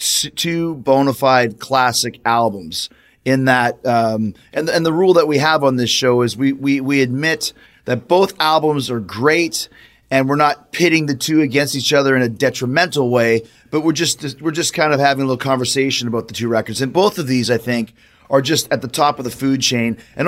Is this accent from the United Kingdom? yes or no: no; Winnipeg, Manitoba, Canada; Where I grew up in Winnipeg … was massive.